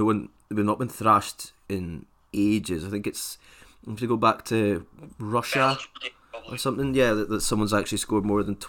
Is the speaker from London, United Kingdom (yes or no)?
no; Scotland, United Kingdom; being Scottish